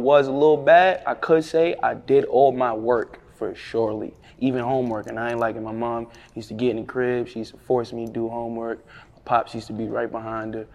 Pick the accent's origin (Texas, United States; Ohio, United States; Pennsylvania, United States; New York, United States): New York, United States; New York City; I love the X, man. That's where I'm originally from